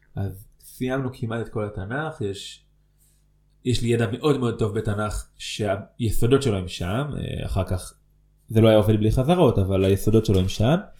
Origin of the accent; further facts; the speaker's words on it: Ofra, West Bank, Israel; also born or lived in Netzarim; בסוף כיתה א' שלי עברנו ליישוב עופרה